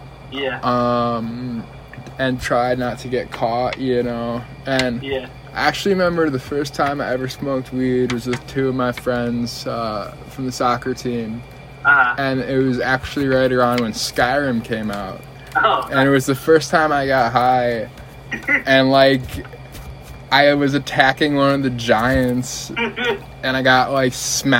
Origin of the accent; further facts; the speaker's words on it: River Forest, Illinois, United States; I grew up in a suburb right on the border of the west side of Chicago called River Forest